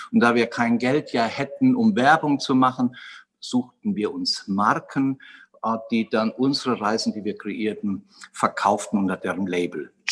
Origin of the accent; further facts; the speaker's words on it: Westerwald, Germany; Und das Ganze begann eigentlich in meiner Heimat im Westerwald. Ich bin dort wohlbehütet aufgewachsen